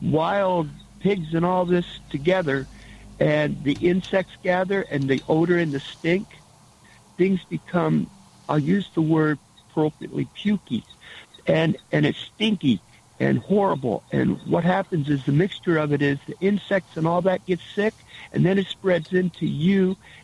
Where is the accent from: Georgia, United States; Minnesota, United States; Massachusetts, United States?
Minnesota, United States; I think I'm from Minnesota.